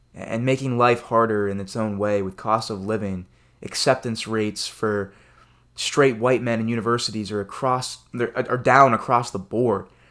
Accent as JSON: {"language": "English", "country": "United States", "said": "as an American citizen"}